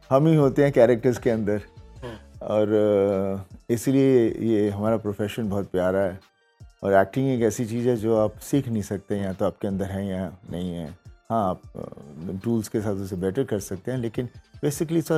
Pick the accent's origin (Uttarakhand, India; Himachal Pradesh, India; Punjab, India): Punjab, India; जो हम पंजाबी लोग होते हैं सब में कला है